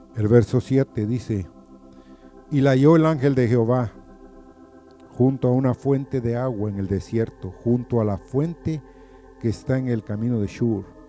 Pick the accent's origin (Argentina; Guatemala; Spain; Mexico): Guatemala; moved away; En mi país, o allá en Guatemala, porque este es mi país